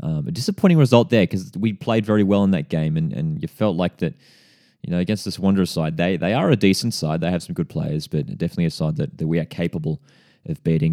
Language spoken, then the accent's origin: English; Central Coast, New South Wales, Australia; based on the Central Coast, born and bred on the Central Coast.